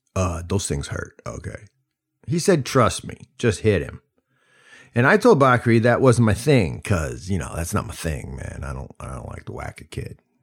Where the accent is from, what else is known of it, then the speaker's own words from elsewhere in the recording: United States; also born or lived in Mali; as an American serving in the Peace Corps